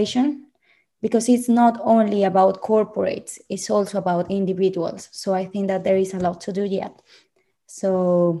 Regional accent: Bucaramanga, Santander, Colombia; English is a second language; moved away as an adult; now in London, United Kingdom; I found this program in my hometown, Bucaramanga

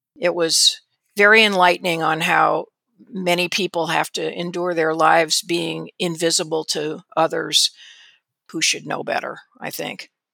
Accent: South Bend, Indiana, United States; also born or lived in California / Rochester, Minnesota; my family didn't move to Indiana until I was starting fourth grade, so we moved actually from Rochester, Minnesota, where my dad was at the Mayo Clinic, to South Bend, and that's where I spent the bulk of my childhood through high school.

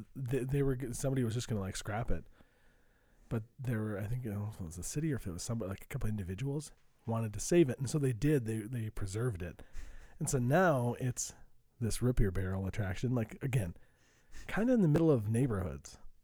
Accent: Saint Joseph, Minnesota, United States; I'm from Saint Joseph, Minnesota

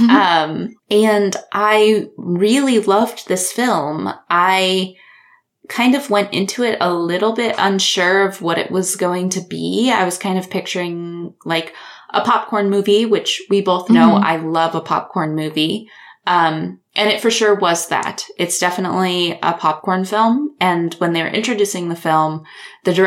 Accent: Iowa, United States; where I went to college and, and, like, close to where I grew up

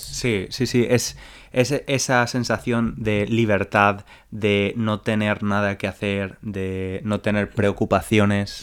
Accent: Spain; mis vacaciones de verano como niño español

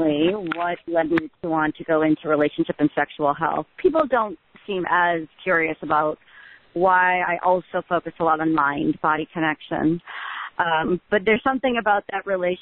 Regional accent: Midwest, United States; where I grew up in the Midwest

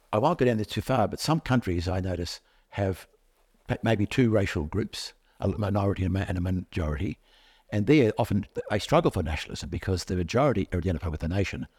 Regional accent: Australia

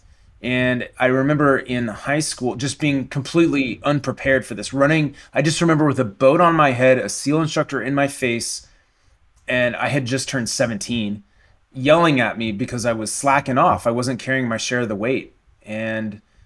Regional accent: Topeka, Kansas, United States; growing up in Kansas, in Topeka

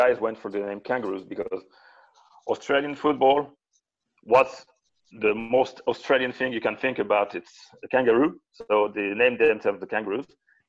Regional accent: Burgundy, Bourgogne-Franche-Comté, France; moved away as an adult; now in Strasbourg, France; I was living in my hometown in Burgundy, and there's no footy there. And a few years later, I moved to Strasbourg.

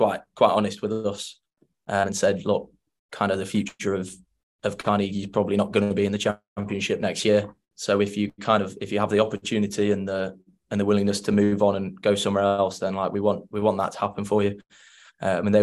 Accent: Leeds, Yorkshire and the Humber, United Kingdom; moved away; I grew up in Leeds with my parents, you know, not far from Headingley Stadium

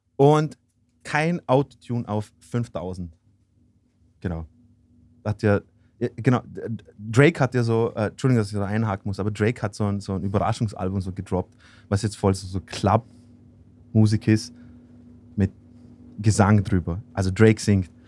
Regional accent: Austria; bei uns in Österreich

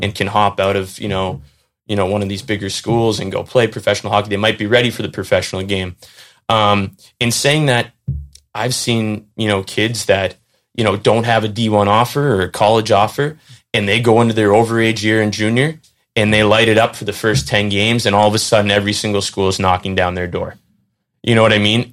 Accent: North Andover, Massachusetts, United States; I went over to Brooks School um, which is about a mile from my house in North Andover, Mass, where I grew up

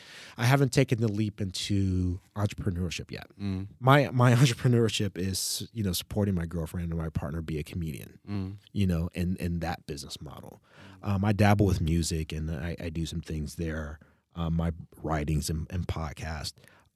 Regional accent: United States; That actually sort of burst my bubble growing up in the United States about what racism is

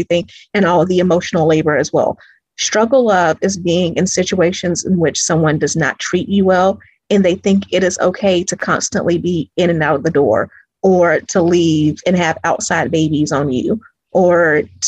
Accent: Greenville, South Carolina, United States; now in Atlanta, United States; I'm originally from Greenville, South Carolina

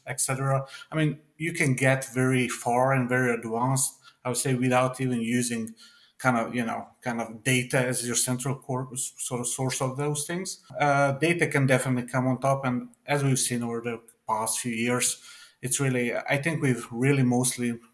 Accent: Serbia; moved away; my sort of home country where I'm from. I'm actually from Serbia

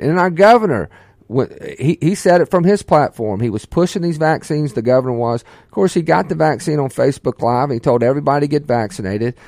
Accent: Ocean Springs, Mississippi, United States; also born or lived in Meridian, Mississippi; Grew up on the Mississippi Gulf Coast and Ocean Springs, Biloxi area

